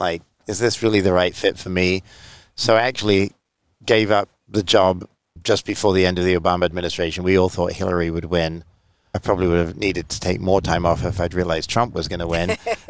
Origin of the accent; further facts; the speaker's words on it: England, United Kingdom; I mean, I'm not, like, as I said, I'm from England.